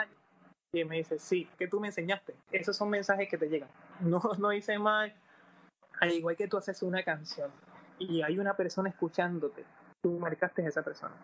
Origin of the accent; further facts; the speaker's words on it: Puerto Rico; somos de Puerto Rico